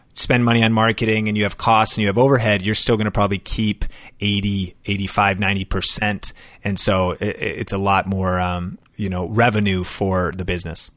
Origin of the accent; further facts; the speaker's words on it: Seattle, Washington, United States; now in Las Vegas, United States; I'm from Seattle. My wife and I are both from Seattle, the origin of Starbucks